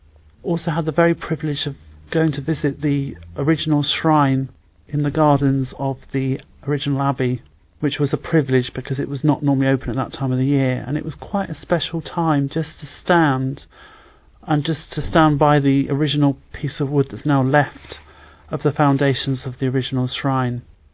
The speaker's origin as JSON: {"language": "English", "town": "Salisbury", "region": "South West England", "country": "United Kingdom", "said": "I'm in my mid-30s and I'm from Salisbury in Wiltshire."}